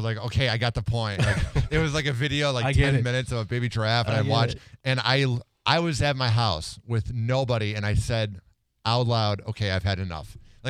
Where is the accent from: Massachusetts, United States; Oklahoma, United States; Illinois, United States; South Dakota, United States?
Illinois, United States; Chicago; moved away; I'm actually from a good town. I'm from Chicago.